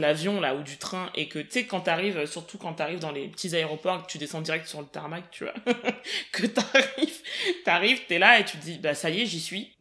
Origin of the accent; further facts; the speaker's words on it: Paris, Île-de-France, France; je suis né à Paris, j'ai grandi en île de france